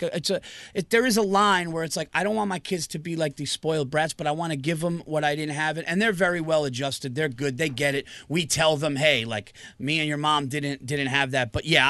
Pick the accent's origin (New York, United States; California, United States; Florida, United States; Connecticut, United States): New York, United States; Yonkers; also born or lived in Westchester County, New York; I live in Westchester County. I was born in Yonkers, New York, right outside the Bronx, and always been a Westchester guy. Now me and my family, we live like about an hour north of Manhattan, up in like you know, horse country.